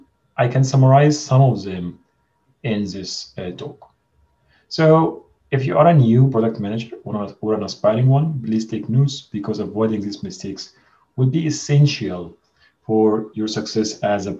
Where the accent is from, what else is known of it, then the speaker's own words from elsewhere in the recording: Egypt; moved away as an adult; now in Amsterdam, Netherlands; I'm originally from Egypt, so I moved to Amsterdam to join Booking.com